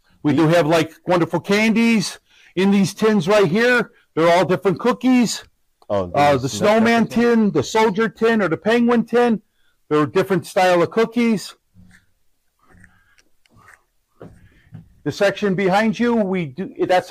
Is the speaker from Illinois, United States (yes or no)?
yes; Chicago, Illinois, United States; also born or lived in Streamwood, Illinois; now in Aurora, United States; I grew up in Logan Square, Chicago